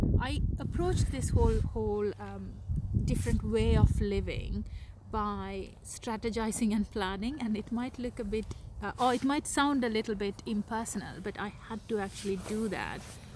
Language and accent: English; Sri Lanka; now in United Kingdom; And when I came from Sri Lanka, I had never heard of frozen food.